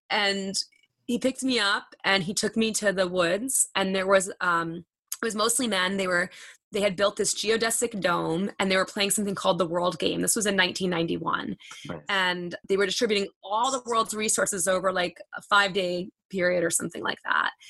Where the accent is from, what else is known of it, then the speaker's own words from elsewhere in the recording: Long Island, New York, United States; So I'm a fast talker, by the way. I'm from Long Island